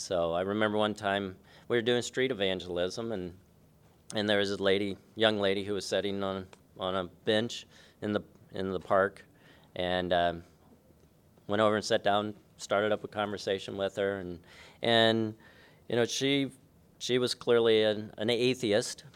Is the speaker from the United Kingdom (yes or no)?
no; Kokomo, Indiana, United States; I was born in, um, Kokomo, Indiana